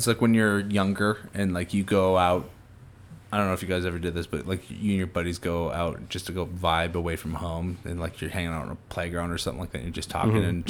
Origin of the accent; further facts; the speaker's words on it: Northeast, United States; growing up in the Northeast, too, around a lot of different folks